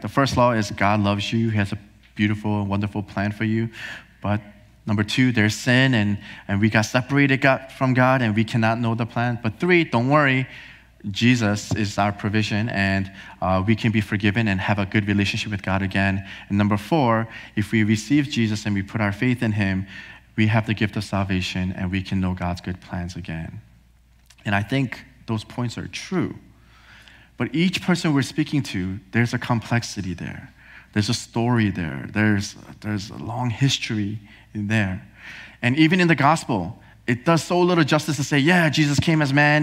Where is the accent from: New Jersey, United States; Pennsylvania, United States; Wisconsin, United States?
New Jersey, United States; also born or lived in Korea; I was born in Korea. Uh, my parents and I, we moved here to New Jersey when I was four years old.